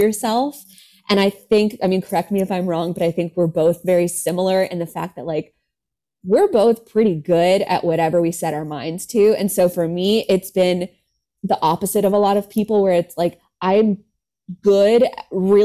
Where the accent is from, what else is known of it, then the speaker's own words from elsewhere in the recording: California, United States; I grew up in California